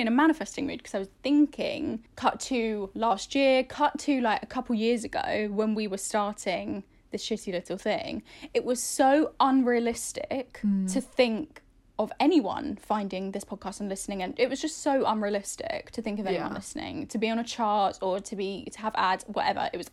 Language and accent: English; Ireland; I'm Irish